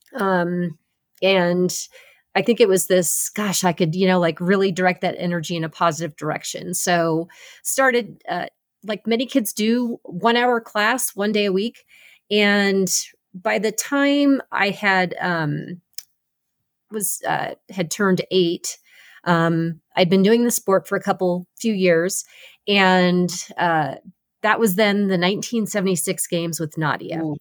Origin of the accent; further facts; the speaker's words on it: Los Angeles, California, United States; competing in Los Angeles, right in my hometown backyard